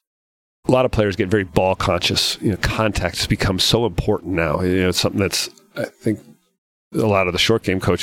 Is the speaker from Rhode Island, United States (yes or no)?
yes; Rhode Island, United States; Billy Andrade and I we grew up together in Rhode Island